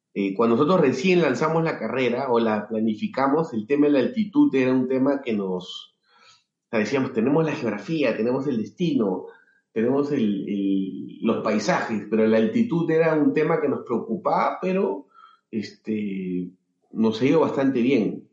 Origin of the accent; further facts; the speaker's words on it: Lima, Peru; soy de Perú, nací en Lima